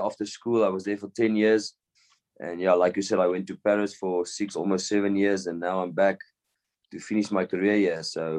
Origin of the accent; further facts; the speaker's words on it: Bloemfontein, Free State, South Africa; also born or lived in Cape Town / Pretoria; I grew up here. I came from Cape Town, was a little baby still. Came to Bloem, and yeah, I actually grew up here.